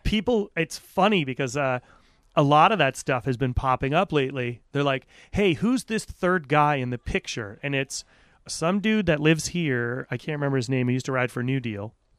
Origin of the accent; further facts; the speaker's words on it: Aquidneck Island, Rhode Island, United States; I grew up on Aquidneck Island